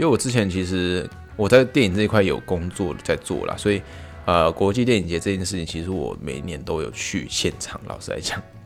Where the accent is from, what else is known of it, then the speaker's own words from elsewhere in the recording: Taiwan; now in Tokyo, Japan; 我是台湾人